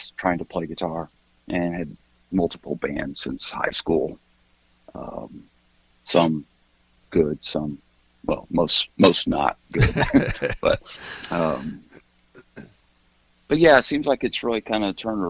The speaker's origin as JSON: {"language": "English", "town": "Columbus", "region": "Indiana", "country": "United States", "tie": "born or raised there", "also_born_or_lived": "Kentucky / Kansas / Texas / Tennessee", "moved": "as an adult", "lives_now": "Milwaukee, United States", "said": "I grew up in a small town south of Indianapolis called Columbus, Indiana"}